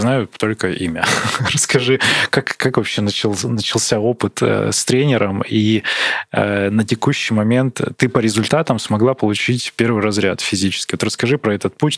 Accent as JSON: {"language": "Russian", "town": "Barnaul", "region": "Altai Krai", "country": "Russia", "said": "Я из Барнаула"}